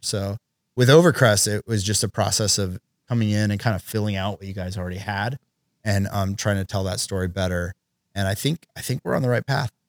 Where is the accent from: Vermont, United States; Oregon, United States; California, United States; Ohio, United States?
Oregon, United States; my buddy Chris and I, who we grew up together in Oregon